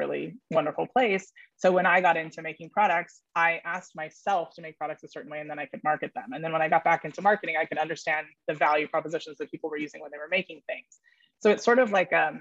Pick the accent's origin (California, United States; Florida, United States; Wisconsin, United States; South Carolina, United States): California, United States; Silicon Valley; also born or lived in New York City; I was raised in the Silicon Valley in New York City, which is a pretty interesting place to have been raised